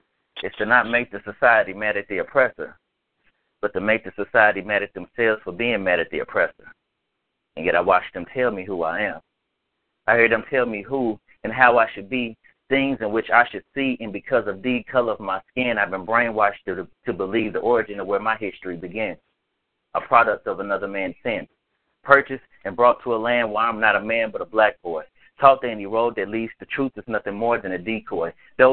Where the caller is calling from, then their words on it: Nashville, Tennessee, United States; from Nashville, Tennessee.